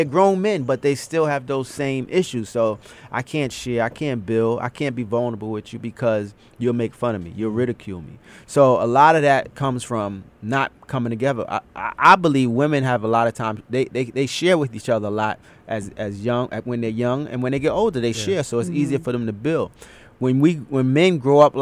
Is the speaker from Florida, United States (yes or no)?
no; New York City, New York, United States; growing up in Brooklyn in the 80s and 90s